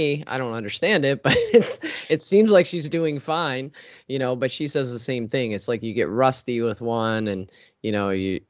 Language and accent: English; Baltimore, Maryland, United States; So I grew up in Baltimore, Maryland, which has a T in Baltimore, but if you're from there, it's Baltimore, you know?